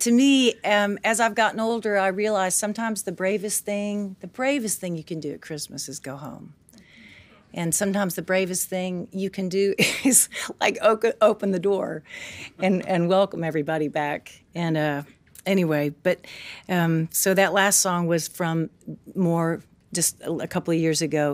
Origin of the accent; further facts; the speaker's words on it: Tennessee, United States; I grew up in Tennessee